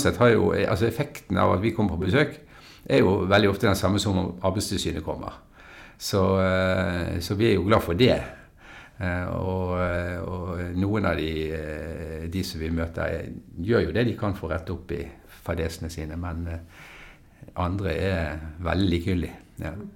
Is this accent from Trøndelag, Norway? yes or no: no; Bergen, Vestland, Norway; jeg er jo en bergenser, da, som du hører.